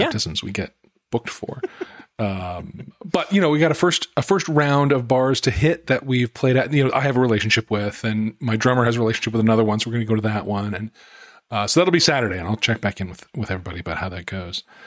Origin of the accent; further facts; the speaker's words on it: Salt Lake City, Utah, United States; moved away; I grew up in Salt Lake City.